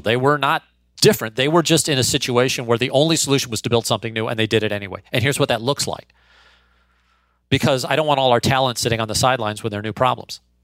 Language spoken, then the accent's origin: English; St. Louis, Missouri, United States; born or raised there